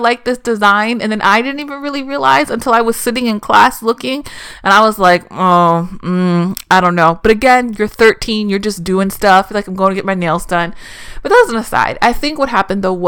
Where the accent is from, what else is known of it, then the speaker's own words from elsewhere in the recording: East Coast, United States; I grew up in on the East Coast in the mid 90s.